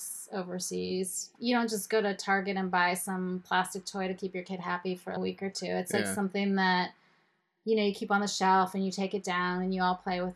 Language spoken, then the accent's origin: English; State College, Pennsylvania, United States; also born or lived in Israel; In State College, Pennsylvania, where Penn State University is